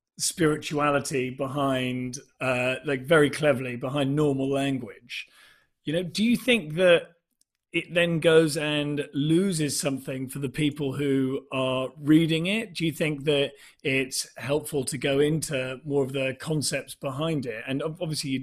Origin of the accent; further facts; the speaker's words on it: England, United Kingdom; growing up in England